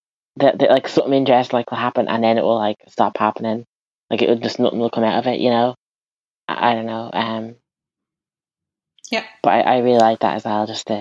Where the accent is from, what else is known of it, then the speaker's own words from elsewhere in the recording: Naas, Leinster, Ireland; I grew up in Naas, well, outside Naas, which is probably less isolated than Navan, but it's still pretty, like it's not in Dublin, and it's not really the country.